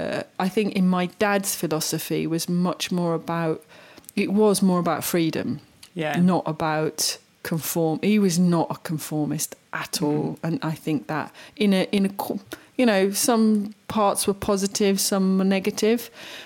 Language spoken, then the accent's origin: English; Vitina, Federation of Bosnia and Herzegovina, Bosnia & Herzegovina; English is a second language; I grew up in Vitina in Herzegovina. I was lucky if I got a stick to bang on a stone.